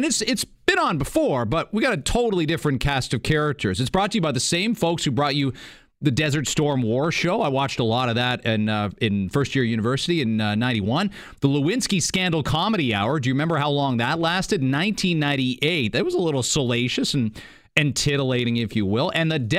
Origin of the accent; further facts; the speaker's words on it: Canada; I don't pay any attention to the States. I'm Canadian. We talk too much about American stuff.